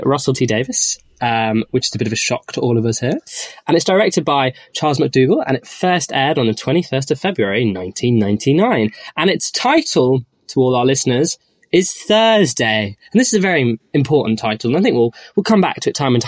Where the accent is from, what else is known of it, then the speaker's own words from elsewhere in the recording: Manchester, North West England, United Kingdom; I'm also gay, and I'm from Manchester